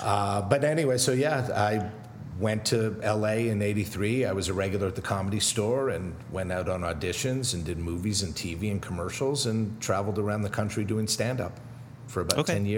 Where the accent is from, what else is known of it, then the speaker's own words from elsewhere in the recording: Montreal, Quebec, Canada; moved away; also born or lived in Newark, New Jersey; I was born in Newark, New Jersey, where my dad is from. Okay. And at the tender age of 2 and a half, we moved to Montreal.